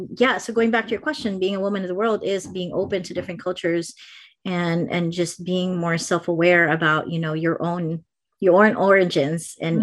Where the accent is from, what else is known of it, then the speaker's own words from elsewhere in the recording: Philippines; now in California, United States; I still have my Filipino culture kind of deeply embedded in me, no matter how much people say, well, but you don't have an accent, or, you know, like, they don't believe that I grew up there, but I really did.